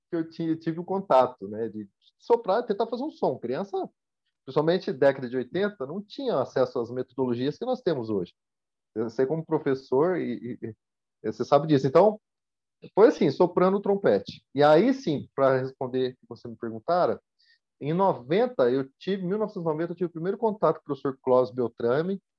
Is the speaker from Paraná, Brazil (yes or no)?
no; Campinas, São Paulo, Brazil; also born or lived in Marília; Na verdade, eu nasci em Ribeirão Preto, ah, desculpa, nasci em Marília. Ah. Aí, já em 88, minha família se mudou para Campinas. Então, eu me considero mais campineiro do que qualquer coisa.